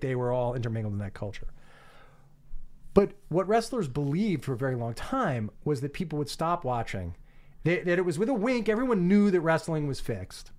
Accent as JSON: {"language": "English", "area": "Long Island", "region": "New York", "country": "United States", "tie": "born or raised there", "said": "as a kid growing up on Long Island"}